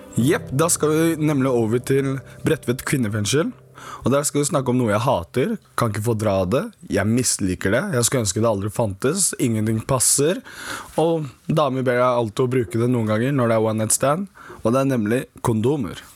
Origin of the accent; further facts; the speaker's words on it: Bærum, Akershus, Norway; also born or lived in Gambia / Senegal; Jeg er jo tross alt født og oppvokst i Bærum